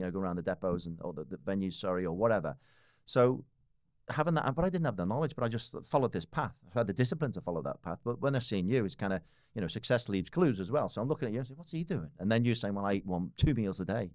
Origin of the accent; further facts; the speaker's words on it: Liverpool, North West England, United Kingdom; moved away as an adult; now in Australia; I was, uh, born and raised in Liverpool